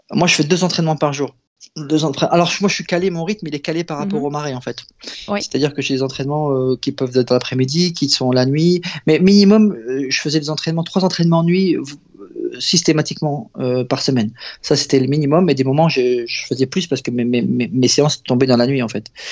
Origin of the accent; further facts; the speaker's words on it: Abbeville, Hauts-de-France, France; je suis originaire d'Abbeville